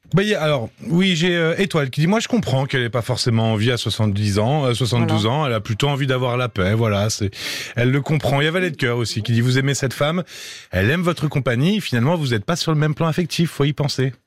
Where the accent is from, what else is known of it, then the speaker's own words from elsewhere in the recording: Italy; je suis un Italien